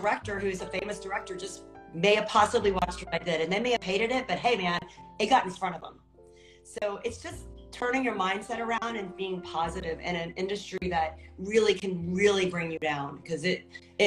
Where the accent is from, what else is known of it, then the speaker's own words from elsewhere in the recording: Texas, United States; moved away; I'm from Texas